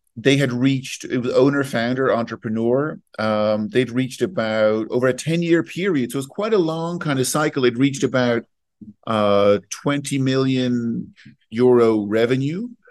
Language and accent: English; Ireland; also born or lived in Switzerland; now in London, United Kingdom; I'm Irish. I live between London and Switzerland.